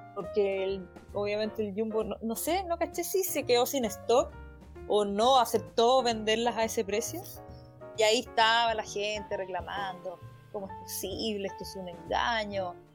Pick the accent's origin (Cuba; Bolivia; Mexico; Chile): Chile